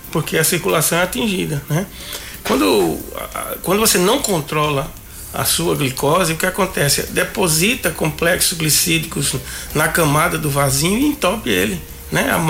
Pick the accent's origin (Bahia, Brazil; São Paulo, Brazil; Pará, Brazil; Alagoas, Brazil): Alagoas, Brazil; Mata Grande; Eu sou de Mata Grande, né? O médico de Mata Grande vai ganhar o melhor salário do estado, porque é uma das cidades mais longe da capital, né?